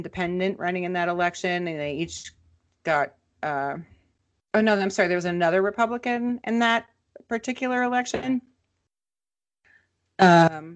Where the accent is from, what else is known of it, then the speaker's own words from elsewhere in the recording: Minnesota, United States; my home state of Minnesota